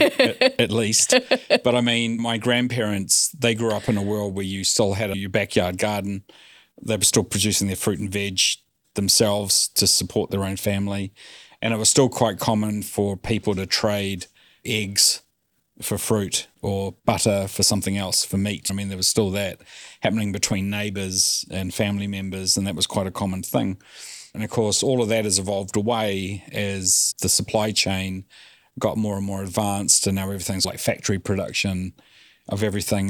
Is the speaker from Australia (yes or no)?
no; New Zealand; we grew up in New Zealand